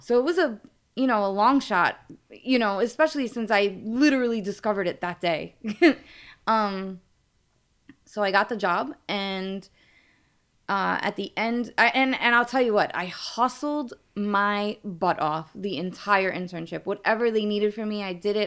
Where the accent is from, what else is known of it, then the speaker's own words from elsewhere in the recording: New York City, New York, United States; accent: New York; I am from New York. I grew, born and raised in Brooklyn